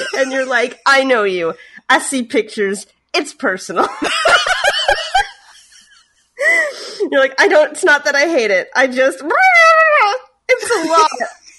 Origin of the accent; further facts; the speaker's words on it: Canada; I'm French Canadian.